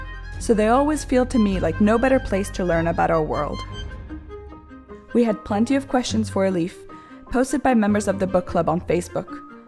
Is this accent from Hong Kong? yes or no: yes; Hong Kong; My father is Italian and my mother is British and French, and I was raised in Hong Kong, so I can completely relate to feeling like an outsider.